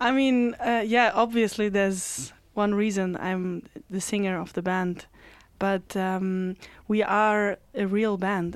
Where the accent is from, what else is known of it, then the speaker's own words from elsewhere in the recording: Hamburg, Germany; moved away as an adult; now in Berlin, Germany; I live in Berlin. I'm from Hamburg